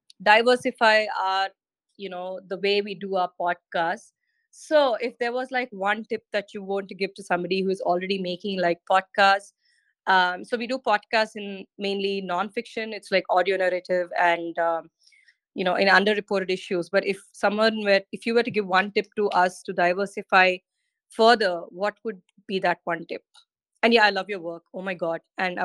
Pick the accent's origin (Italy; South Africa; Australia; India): India; I'm from India